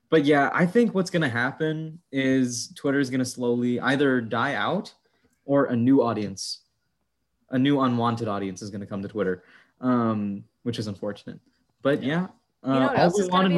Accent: Texas, United States; I was born in Texas

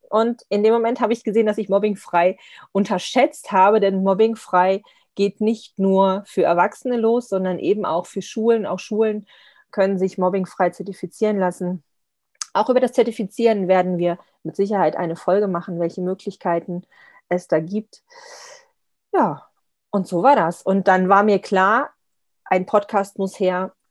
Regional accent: Lower Saxony, Germany; Also ich komme ja eher aus dem Norden, Nordosten, in der Nähe von Braunschweig aus Niedersachsen

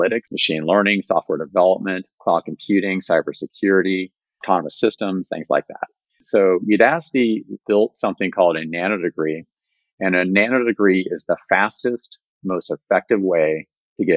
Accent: West Virginia, United States; moved away; When I was growing up in West Virginia in the 80s, it was a pretty vibrant economy

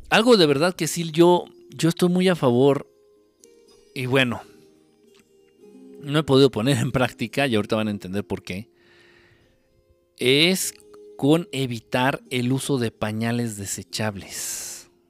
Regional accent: Mexico City, Mexico; vivo junto a tres cementeras y cuando barro parece que estoy en el pueblo de tanta tierra y soy de la Ciudad de México.

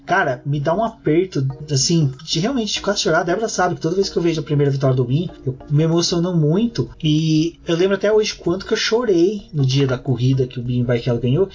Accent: Minas Gerais, Brazil; moved away; a gente tinha costume lá em Minas de colecionar maço de cigarro

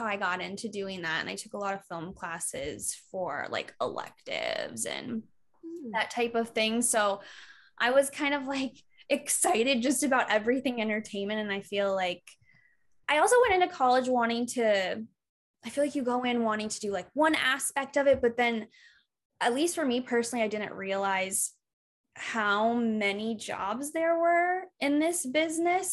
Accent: Iowa, United States; moved away; I grew up in Iowa, which I love going back there

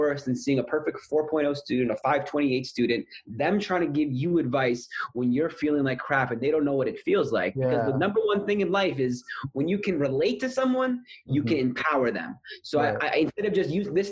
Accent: Canada; moved away as an adult; now in Sydney, Australia; am from Canada

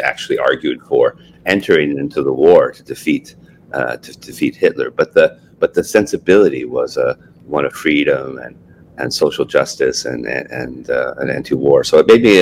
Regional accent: Montreal, Quebec, Canada; moved away as an adult; also born or lived in Glasgow, Scotland / Scotland / Cleveland / New York City; now in Hamilton, Canada; I grew up in Montreal and I was a soccer player

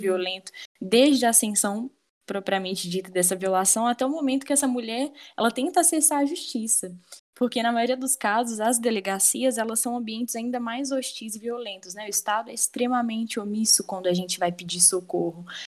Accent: Brazil; enquanto brasileira

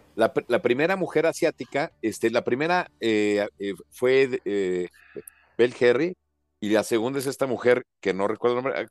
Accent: Mexico; como mexicanos

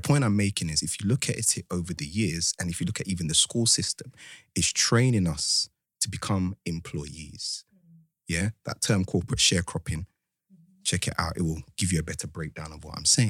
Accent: Ghana; I'm from Ghana

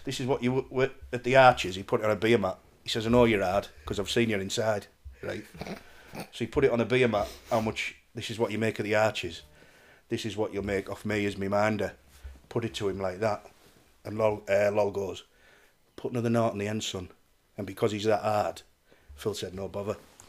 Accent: Darlington, North East England, United Kingdom; I'm from Darlington, funny enough.

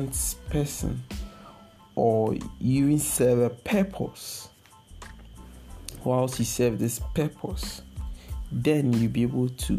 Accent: Ghana; as a Ghanaian youth

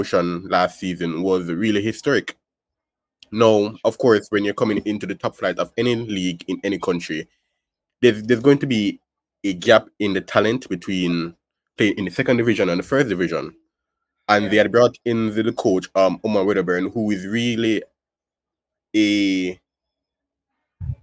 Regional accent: Kingston, Jamaica; I'm from Kingston

